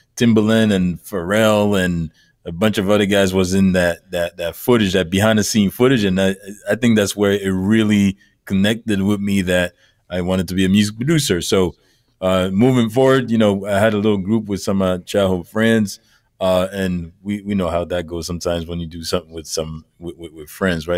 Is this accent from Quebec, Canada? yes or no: yes; Montreal, Quebec, Canada; now in Toronto, Canada; Born and raised in Montreal, which is about four or five hour east of where I'm at right now